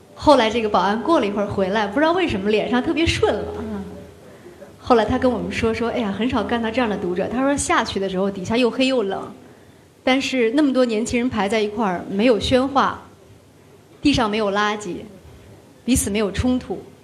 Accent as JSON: {"language": "Chinese", "region": "Shanxi", "country": "China", "tie": "born or raised there", "moved": "yes", "said": "一个生于一九七六年的人，在山西的一个环境里面"}